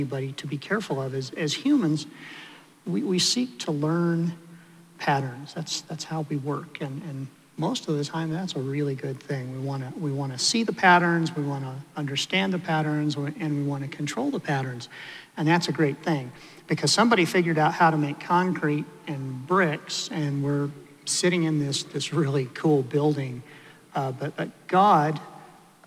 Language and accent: English; Denver, Colorado, United States; I grew up in Denver. I was raised in a liberal Methodist church